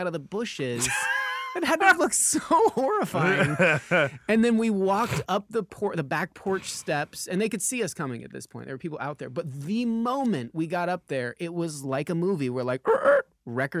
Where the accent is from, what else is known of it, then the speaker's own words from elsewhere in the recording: Lemmon Valley, Nevada, United States; now in Los Angeles, United States; we're from Lemon Valley, Nevada, and this is how we were raised.